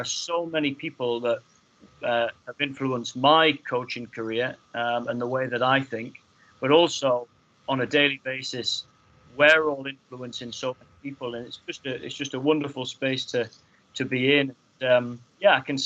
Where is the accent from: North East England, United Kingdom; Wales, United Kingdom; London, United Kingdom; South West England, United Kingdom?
North East England, United Kingdom; Hexham; growing up in Hexham